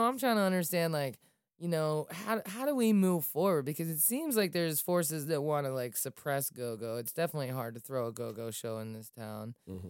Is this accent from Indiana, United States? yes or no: no; Falls Church, Virginia, United States; I grew up in Falls Church, you know, in the city of Falls Church